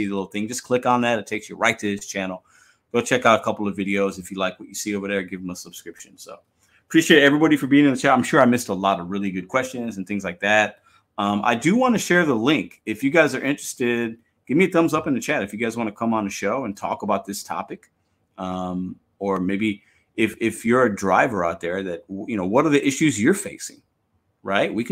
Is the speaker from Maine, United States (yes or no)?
no; Chicago, Illinois, United States; I'm from Chicago